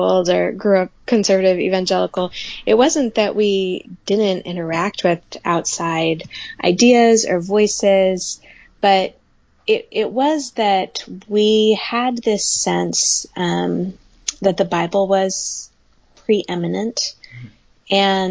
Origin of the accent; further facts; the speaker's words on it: the South, United States; I grew up in the South in pretty conservative evangelical churches.